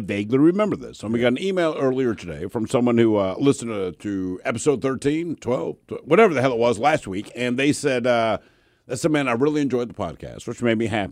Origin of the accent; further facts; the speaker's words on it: Baltimore, Maryland, United States; I'm from Baltimore